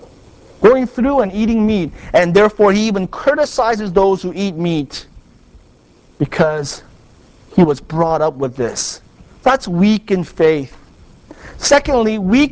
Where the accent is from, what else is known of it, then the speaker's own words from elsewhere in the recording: South Korea; moved away; I was raised in Korea by my grandparents